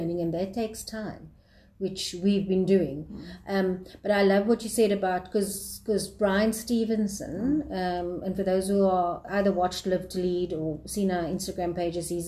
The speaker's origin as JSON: {"language": "English", "country": "South Africa", "said": "South African citizens"}